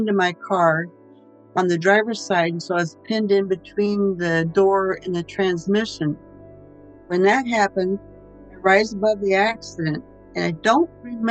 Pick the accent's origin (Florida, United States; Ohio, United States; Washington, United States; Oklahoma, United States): Washington, United States; Olympia; moved away; also born or lived in Spartanburg, South Carolina / Kansas City, Missouri; I'm originally from Olympia, Washington, and the area, and I've lived in certain areas throughout the states.